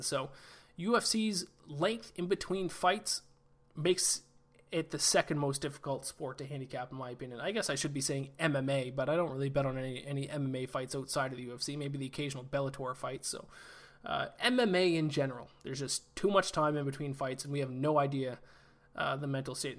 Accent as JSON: {"language": "English", "country": "Canada", "said": "I played hockey my whole life, obviously, being Canadian"}